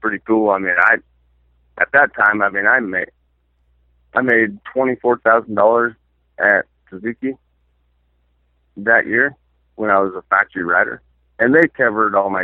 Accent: Hangtown, California, United States; my hometown.

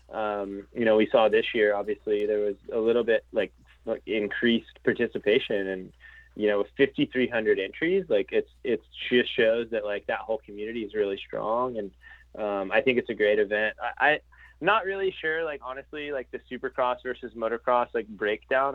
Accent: Florida, United States; growing up in Florida

